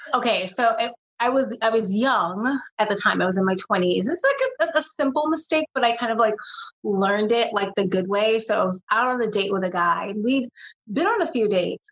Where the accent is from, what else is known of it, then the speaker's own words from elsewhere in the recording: New York City, New York, United States; being from New York City, which is where I'm originally from, from I'm born and raised in Brooklyn